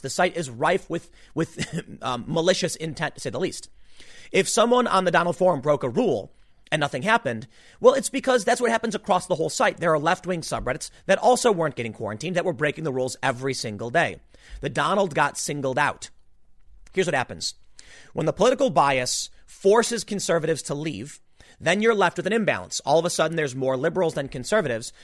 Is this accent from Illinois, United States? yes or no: yes; Chicago, Illinois, United States; also born or lived in New York; now in New Jersey, United States; I'm not from here. I'm from Chicago, okay? Lived in New York. Decided to move down here, like the Philly area